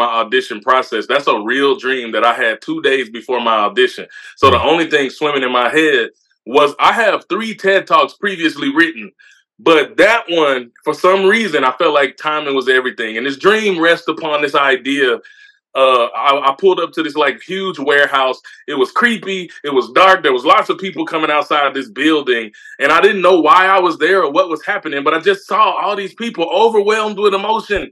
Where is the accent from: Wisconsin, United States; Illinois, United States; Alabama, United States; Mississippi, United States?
Mississippi, United States; born or raised there; also born or lived in Memphis, Tennessee